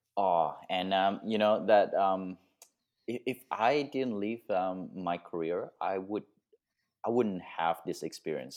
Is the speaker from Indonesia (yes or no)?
yes; Indonesia; moved away; also born or lived in Australia; I was born in Indonesia, and then I moved to Australia, and now I'm, um, nomadic travel photography